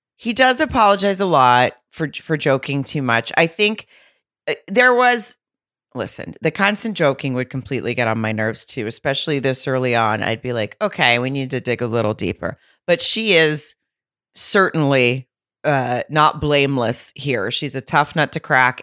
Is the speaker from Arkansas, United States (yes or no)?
yes; Fayetteville, Arkansas, United States; my hometown of Fayetteville